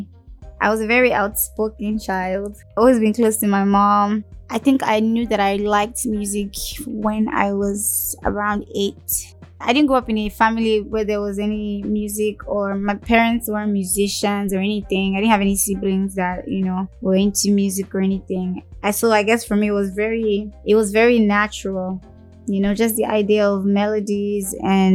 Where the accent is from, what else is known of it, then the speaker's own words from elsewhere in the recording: Lagos, Nigeria; also born or lived in Ojuelegba; I was born when we were living in Ojolegba, and I was raised in Surulere